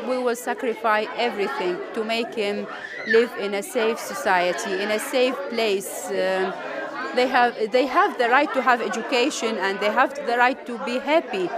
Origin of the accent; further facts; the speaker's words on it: Iraq; moved away as an adult; now in Jordan; I am from the Iraqi refugees